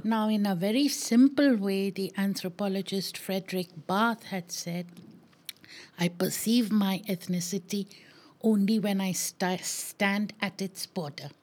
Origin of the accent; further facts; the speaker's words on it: Maharashtra, India; I am Maharashtrian